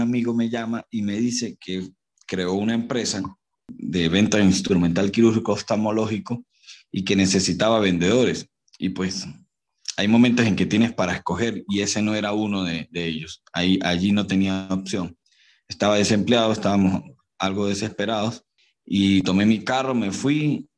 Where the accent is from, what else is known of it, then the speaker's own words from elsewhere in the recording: Barinas, Venezuela; now in Mérida, Venezuela; Soy barinés, soy de Venezuela, de la ciudad de Barinas, del estado de Barinas, pero vivo en Mérida.